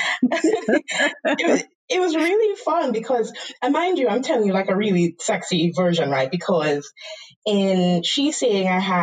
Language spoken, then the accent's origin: English; Trinidad & Tobago; accent: Trinidadian; moved away as an adult; now in United States; I am born and raised in Trinidad and Tobago.